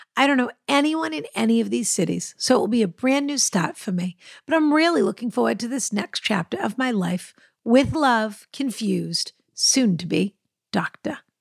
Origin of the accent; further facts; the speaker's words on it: Boston, Massachusetts, United States; I'm a Bostonian